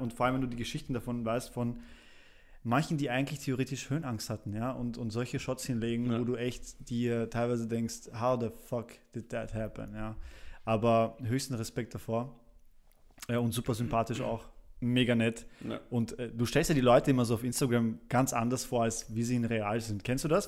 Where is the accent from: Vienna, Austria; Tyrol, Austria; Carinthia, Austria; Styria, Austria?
Vienna, Austria; also born or lived in Poland; ich kam mit relativ jungen Jahren nach Wien und dann von da und bin ich jetzt quasi hier aufgewachsen